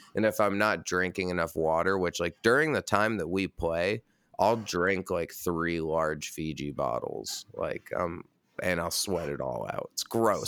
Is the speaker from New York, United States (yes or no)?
yes; Red Hook, New York, United States; now in Brooklyn, United States; I grew up a mile down the street